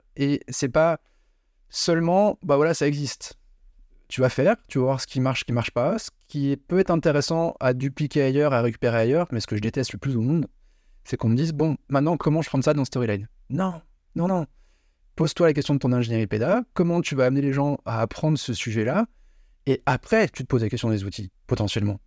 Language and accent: French; Paris, Île-de-France, France; moved away as an adult; now in Lyon, France; le parisien à la base